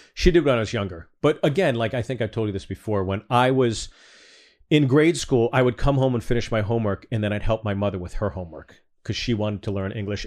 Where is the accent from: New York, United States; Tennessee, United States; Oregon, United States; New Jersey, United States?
New Jersey, United States; Freehold; also born or lived in Manalapan, New Jersey; I was born in Freehold, New Jersey